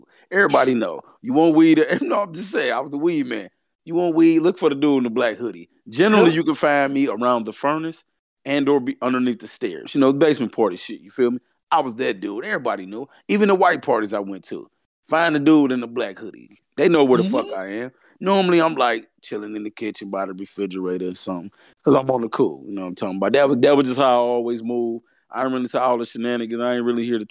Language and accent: English; the South, United States; I'm from the South